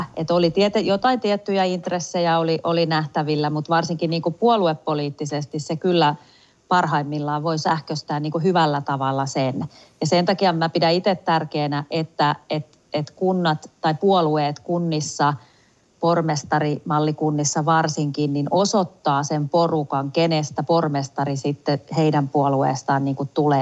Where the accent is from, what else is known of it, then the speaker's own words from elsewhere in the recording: Tampere, Pirkanmaa, Finland; kotikaupungissani Tampereella